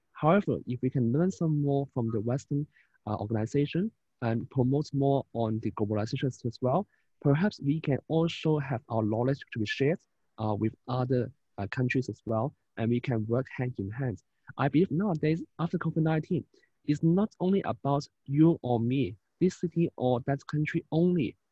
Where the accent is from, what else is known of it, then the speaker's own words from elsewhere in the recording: Hong Kong; from Hong Kong